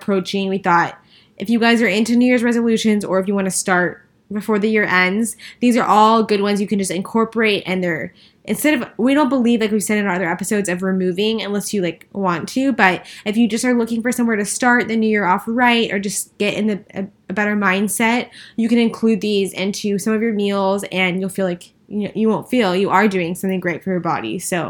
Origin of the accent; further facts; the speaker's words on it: El Paso, Texas, United States; now in Dallas, United States; We didn't have anything besides, we didn't have any of those stores or restaurants. And now that we're in Dallas